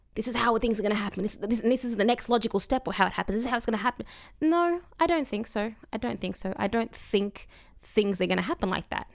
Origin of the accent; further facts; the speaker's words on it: Coburg, Victoria, Australia; I grew up in Coburg